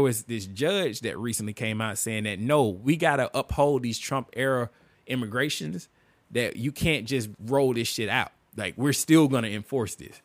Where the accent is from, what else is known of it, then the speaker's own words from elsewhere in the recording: United States; me as an American